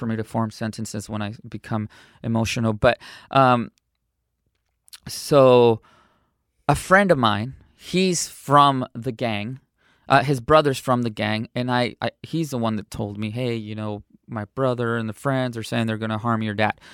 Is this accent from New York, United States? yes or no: no; San Diego, California, United States; also born or lived in Cotija, Michoacán, Mexico; I was raised in San Diego, California